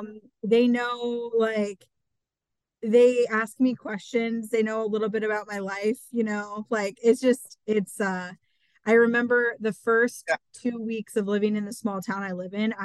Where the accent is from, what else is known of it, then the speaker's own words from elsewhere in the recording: Eastern Iowa, United States; I've only lived in my small town. You know, I'm from Eastern Iowa. Everywhere I've lived has really been a small town, but currently I live in the smallest town that I've lived in.